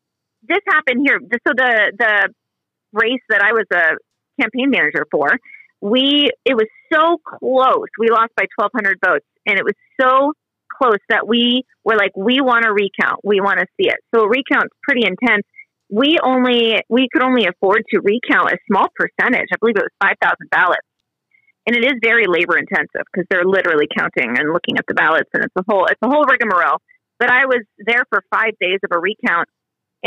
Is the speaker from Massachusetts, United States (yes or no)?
no; Southwest Washington, United States; moved away; I grew up in Southwest Washington, so I work a lot. It's just over the river from me.